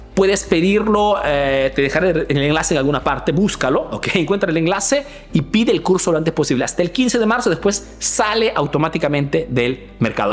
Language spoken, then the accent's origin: Spanish; Peru; now in Milan, Italy